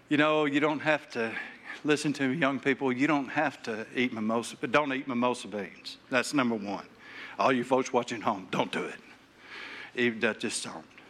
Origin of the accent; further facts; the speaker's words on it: Taylor, Arkansas, United States; I grew up in Taylor, Arkansas